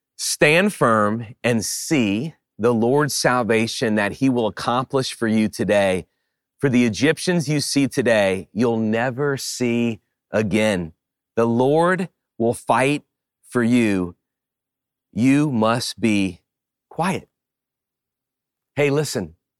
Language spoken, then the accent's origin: English; Louisiana, United States; When I was a kid, I grew up in Louisiana and we, we lived close to the bayou.